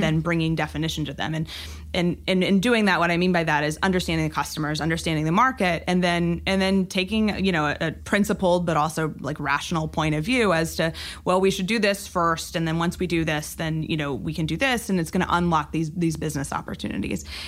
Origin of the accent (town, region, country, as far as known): Amarillo, Texas, United States; born or raised there; moved away; also born or lived in Oregon